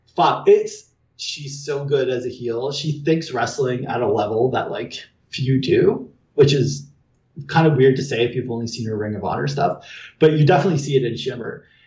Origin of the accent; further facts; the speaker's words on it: Canada; I'm Canadian